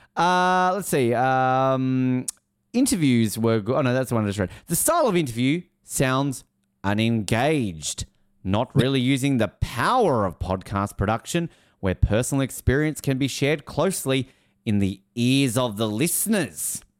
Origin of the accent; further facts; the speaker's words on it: Hobart, Tasmania, Australia; I'm from Hobart